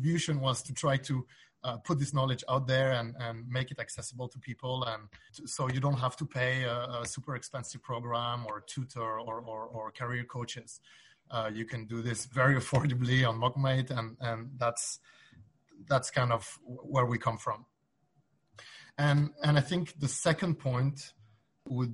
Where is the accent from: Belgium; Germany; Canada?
Belgium; I'm from Belgium, and in Belgium, we speak three different languages